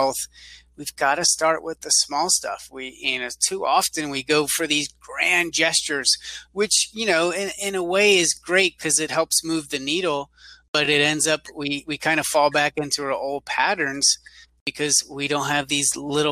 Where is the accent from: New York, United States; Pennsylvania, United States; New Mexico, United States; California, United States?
Pennsylvania, United States; now in San Antonio, United States; I live in San Antonio, I'm originally from Pennsylvania.